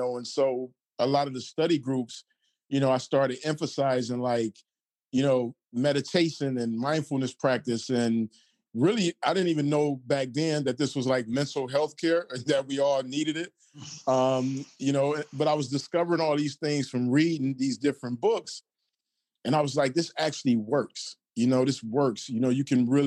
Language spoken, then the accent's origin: English; Detroit, Michigan, United States; I'm from Detroit